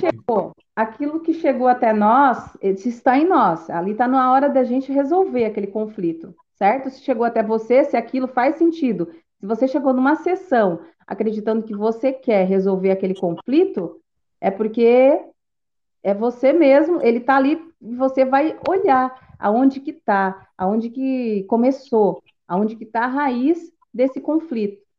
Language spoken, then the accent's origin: Portuguese; Tubarão, Santa Catarina, Brazil; eu sou de Tubarão, Santa Catarina